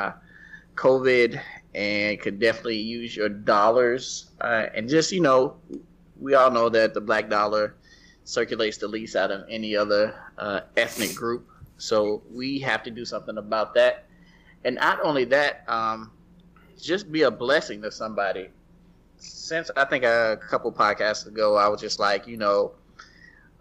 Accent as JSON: {"language": "English", "region": "the South", "country": "United States", "said": "I'm Black and I'm from the South"}